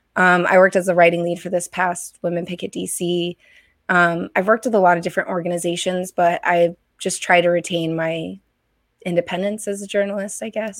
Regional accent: Connecticut, United States; moved away; I grew up in Connecticut originally

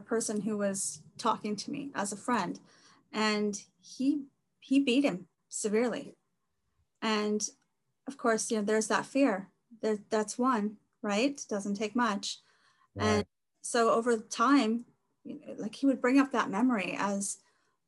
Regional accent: Los Angeles, California, United States; moved away as an adult; now in British Columbia, Canada; I'm from the Los Angeles area originally and currently living in BC, Canada

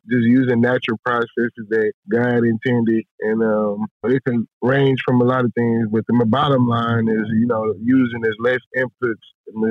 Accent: Houston, Texas, United States; I grew up in Houston

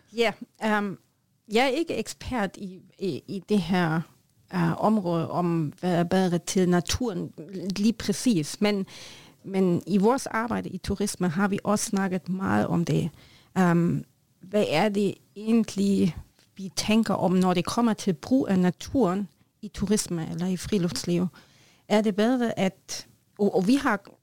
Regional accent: Germany; Norwegian is a second language; moved away; jeg er tysker

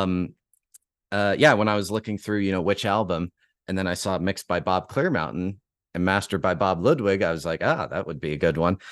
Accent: Calgary, Alberta, Canada; here in my hometown of Calgary

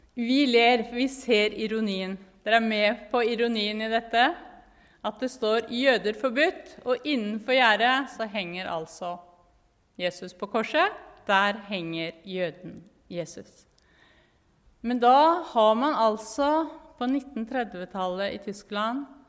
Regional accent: Norway; moved away as an adult; also born or lived in Jerusalem, Israel; now in Israel; jeg er veldig norsk

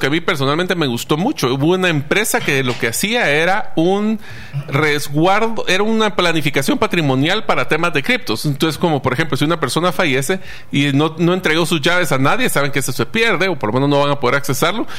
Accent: Guatemala; nosotros como guatemaltecos

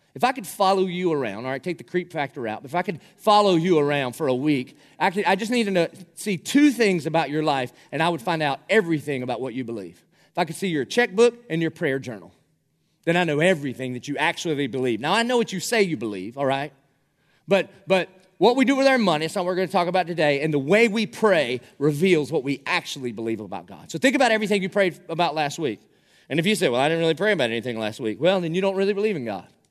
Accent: South Carolina, United States; accent: South Carolina; moved away; my accent 'cause I'm from South Carolina

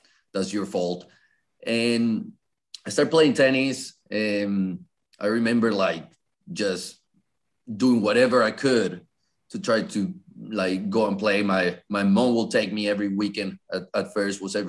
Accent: Colombia; English is a second language; now in North Carolina, United States; I was born and raised in Colombia

